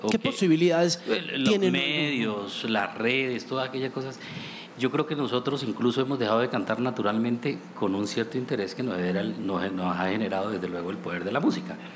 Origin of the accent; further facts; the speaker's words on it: Pore, Casanare, Colombia; Y yo creo que eso es lo que yo eh, experimenté siendo nacido en el puro campo. Yo soy de, del Casanare dentro de un pueblo que se llama Pore Casanare, que fue la primera capital además que tuvo Colombia. Tiene historia el pueblito. Pero yo nací en el campo, me formé en el campo